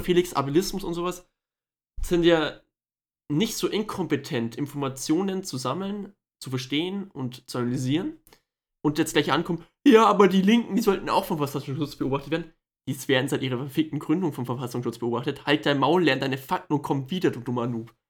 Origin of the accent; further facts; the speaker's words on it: Germany; wir als Deutsche